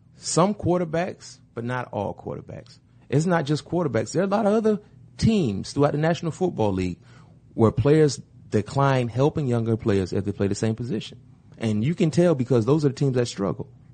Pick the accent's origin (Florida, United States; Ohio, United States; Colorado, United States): Florida, United States; I'm from Florida.